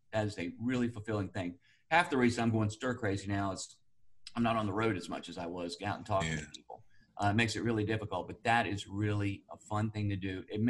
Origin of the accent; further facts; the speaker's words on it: Burlington, North Carolina, United States; born there; also born or lived in Winston-Salem / New York City / Fort Lauderdale; So we moved around quite a bit. First around the state. I was born in Burlington, but we moved over to Winston-Salem.